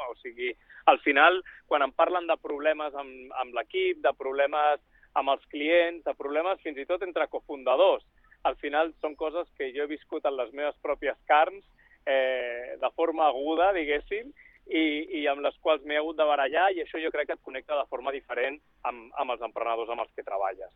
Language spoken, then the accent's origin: Catalan; Barcelona, Catalonia, Spain; moved away as an adult; also born or lived in Switzerland / Silicon Valley, United States; sóc de Barcelona, molt jove vaig marxar a Suïssa